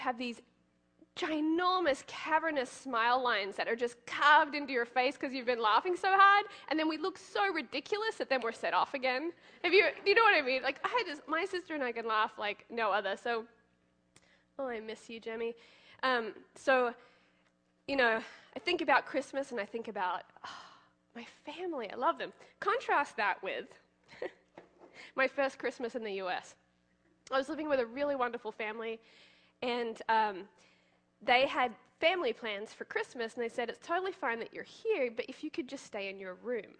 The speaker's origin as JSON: {"language": "English", "town": "Gold Coast", "region": "Queensland", "country": "Australia", "tie": "born or raised there", "moved": "as an adult", "lives_now": "United States", "said": "That's my hometown, the Gold Coast"}